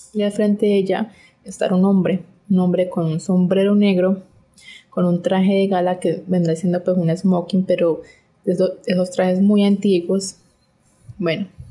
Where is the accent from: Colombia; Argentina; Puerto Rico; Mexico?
Colombia; Soy de Colombia